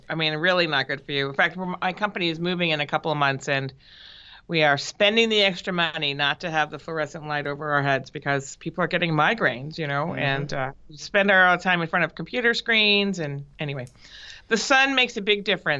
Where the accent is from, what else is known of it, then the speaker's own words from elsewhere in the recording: Boston area, Providence, New England, United States; moved away as an adult; also born or lived in Minnesota / Los Angeles; now in San Francisco area, United States; I grew up on the East Coast, actually, in the Boston area, and then in Providence, where I went to high school. And then I went to college in Minnesota